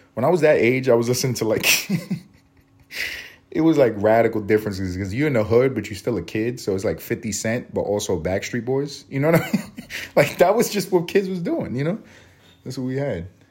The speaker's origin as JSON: {"language": "English", "town": "New York City", "region": "New York", "country": "United States", "tie": "born or raised there", "said": "I grew up on Third Ave, walking uptown on Third Ave in East Harlem"}